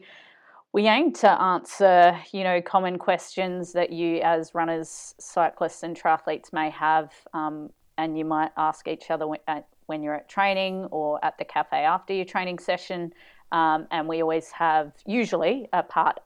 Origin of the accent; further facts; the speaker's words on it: Adelaide, South Australia, Australia; moved away; my hometown, Adelaide.